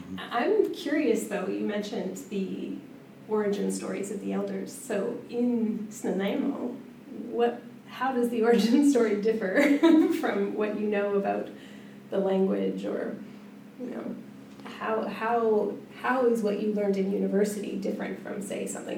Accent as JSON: {"language": "English", "town": "Duncan", "region": "British Columbia", "country": "Canada", "tie": "born or raised there", "said": "And that's an interesting thing for me as settler. I grew up in Duncan"}